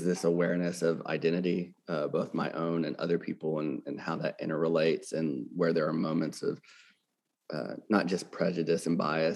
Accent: Arkansas, United States; moved away as an adult; also born or lived in California / New York / Baltimore, Maryland / Boston, Massachusetts; now in Jackson, Mississippi, United States; I'm born and raised from Arkansas in the South

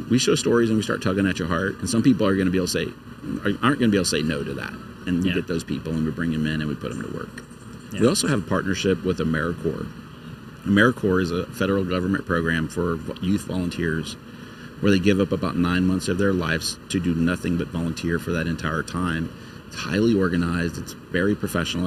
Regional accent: Lake Charles, Louisiana, United States; Lake Charles is my hometown

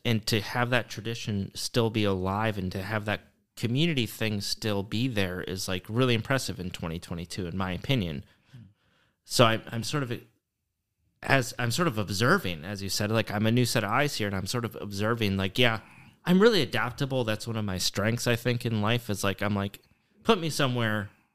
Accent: Michigan, United States; moved away as an adult; also born or lived in Portland; now in Oshkosh, United States; growing up in Michigan

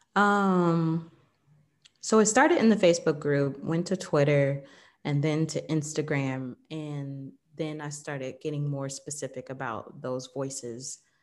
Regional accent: Southern Illinois, United States; moved away as an adult; also born or lived in Atlanta, Georgia / El Salvador / Jamaica; I was born in Illinois, Southern Illinois, uh, in a small town

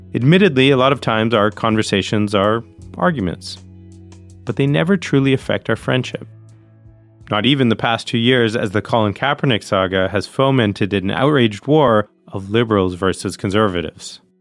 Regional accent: Northeast, United States; now in Los Angeles, United States; I grew up in the Northeast

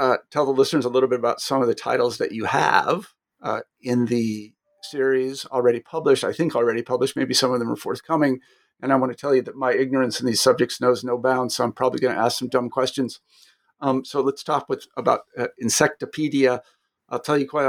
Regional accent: Kansas, United States; moved away; I'm from Kansas originally, and I'm from agricultural stock

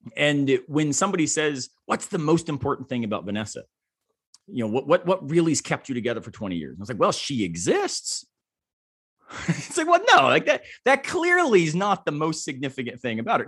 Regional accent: Tampa, Florida, United States; now in Greenville, United States; I grew up in Tampa, Florida

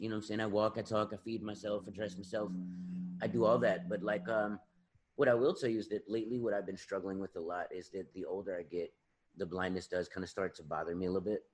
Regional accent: South Carolina, United States; I grew up in South Carolina, and at that particular time here in the South

